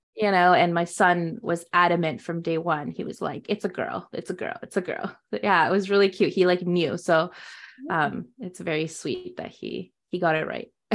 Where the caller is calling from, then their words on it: Ontario, Canada; I'm in Canada. I'm calling in from Ontario